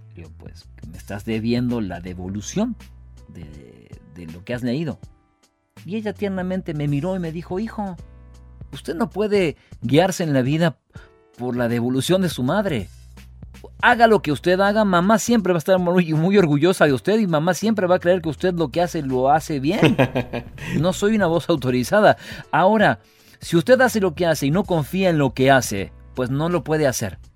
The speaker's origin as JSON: {"language": "Spanish", "town": "Río Segundo", "region": "Córdoba", "country": "Argentina", "tie": "born or raised there", "said": "yo soy de Río Segundo, soy nacido ahí"}